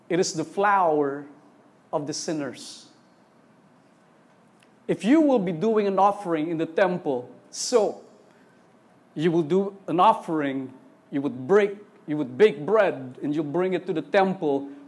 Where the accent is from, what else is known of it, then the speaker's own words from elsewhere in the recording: Eastern Visayas, Philippines; first language Waray; Sorry, waray po ako. Eh. Waray, parang nalilito ako. Waray kami.